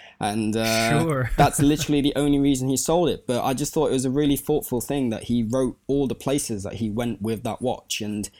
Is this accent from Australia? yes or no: no; Cyprus; I was growing up in Cyprus at the time, so I'm now working in Cyprus, but I was also growing up in Cyprus.